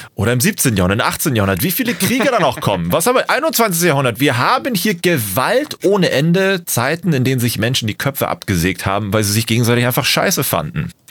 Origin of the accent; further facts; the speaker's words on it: Germany; bei uns in Deutschland